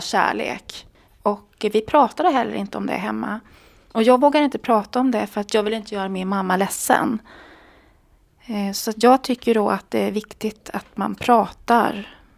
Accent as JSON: {"language": "Swedish", "region": "Småland", "country": "Sweden", "moved": "yes", "lives_now": "Stockholm, Sweden", "said": "jag kommer då från Småland"}